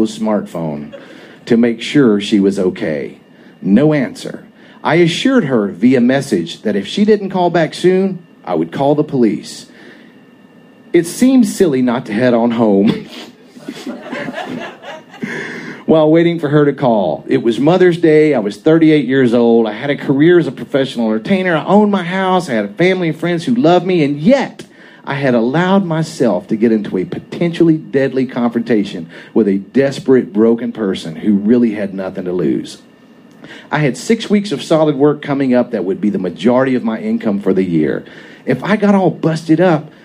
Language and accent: English; the South, United States; I grew up pretty redneck in the South